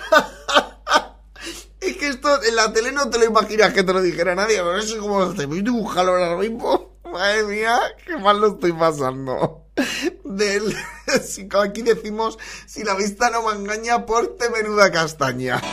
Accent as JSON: {"language": "Spanish", "region": "Valencian Community", "country": "Spain", "said": "puede que sea de mi tierra, ¿eh? por el acento, porque sea valenciana"}